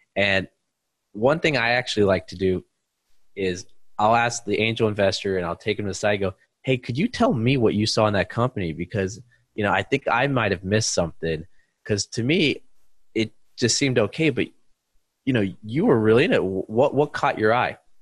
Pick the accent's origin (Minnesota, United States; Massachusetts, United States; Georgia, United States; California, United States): California, United States; East Bay, Silicon Valley; moved away as an adult; also born or lived in China; I grew up in the East Bay, Silicon Valley, about 40 minutes uh, east of San Francisco